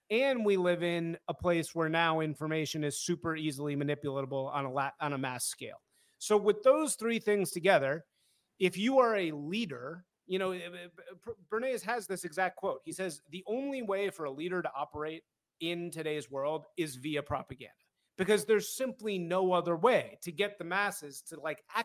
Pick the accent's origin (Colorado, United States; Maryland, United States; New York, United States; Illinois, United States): Illinois, United States; Evanston; also born or lived in Hyde Park, Chicago; I grew up in Hyde Park and then Evanston later